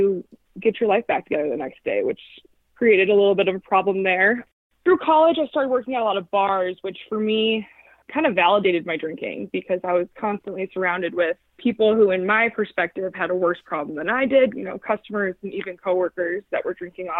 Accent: Chicago, Illinois, United States; now in Fort Collins, United States; I grew up, though, in the suburbs of Chicago.

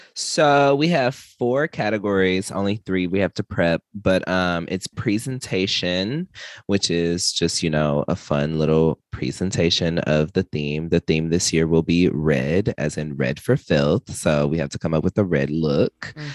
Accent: Texas, United States; I'm from Texas

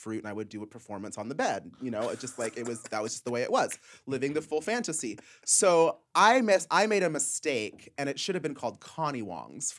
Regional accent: Nashville, Tennessee, United States; also born or lived in Palm Springs, California; now in Los Angeles, United States; I'm originally from Nashville, Tennessee.

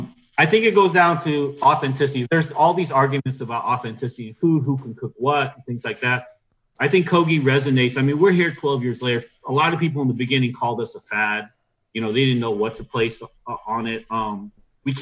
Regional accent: Milwaukee, Wisconsin, United States; Yeah, I'm from Milwaukee, trying to do all these things.

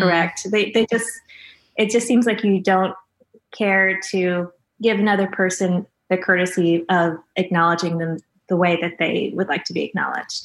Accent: Missouri, United States; I'm from Missouri, so I know a lot of people growing up who were very much microaggressive

